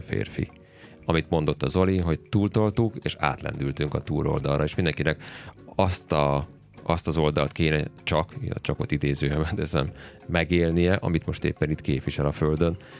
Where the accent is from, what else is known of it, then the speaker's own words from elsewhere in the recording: Hungary; mi magyarok